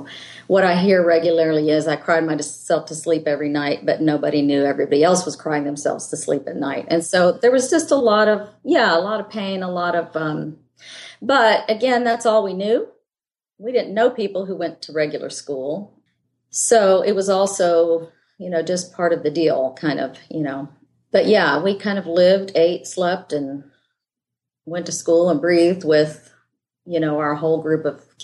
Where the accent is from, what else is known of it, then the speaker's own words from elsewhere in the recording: Indonesia; born there; Yeah, I was born in Indonesia.